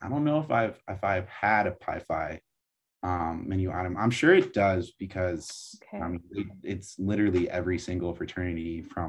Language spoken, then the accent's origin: English; Pacifica, California, United States; moved away as an adult; now in San Diego, United States; I'm from Pacifica, California. And for those not from the Bay Area, it is in the San Francisco Bay Area.